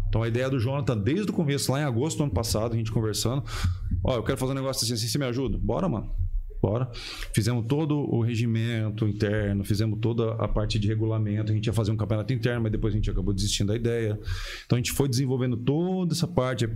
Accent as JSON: {"language": "Portuguese", "region": "Paraná", "country": "Brazil", "also_born_or_lived": "Londrina / Curitiba", "said": "eu, sou Paraná, eu sou do Paraná"}